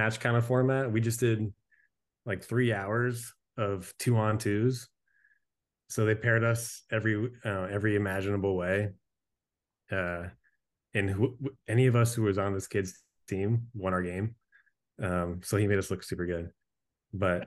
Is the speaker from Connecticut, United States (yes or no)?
yes; central Connecticut, United States; moved away as an adult; I grew up in Connecticut